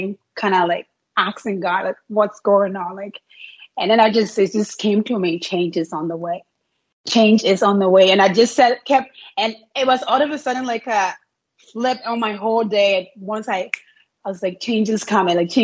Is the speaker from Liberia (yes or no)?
yes; Liberia; moved away as an adult; now in Canada; I'm from, like, born and raised in Liberia, West Africa.